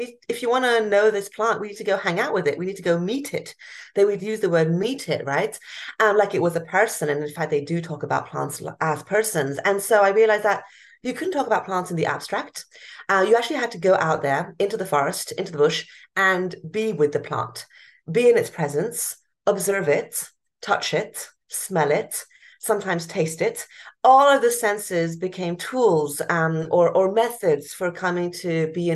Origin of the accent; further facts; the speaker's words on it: Hong Kong; moved away; I grew up in Hong Kong, a big cosmopolitan city. Until the age of 12